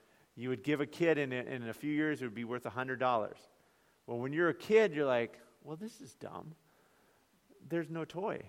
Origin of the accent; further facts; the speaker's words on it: United States; we as American Christians